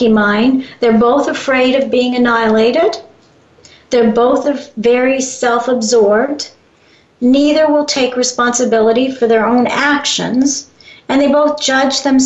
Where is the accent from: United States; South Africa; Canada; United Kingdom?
United States; Chicago, Illinois; moved away; I come from Chicago originally